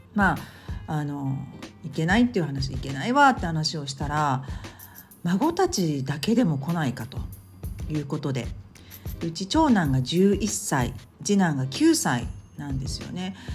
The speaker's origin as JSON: {"language": "Japanese", "region": "Tokyo", "country": "Japan", "tie": "born or raised there", "moved": "yes", "said": "東京の私の実家"}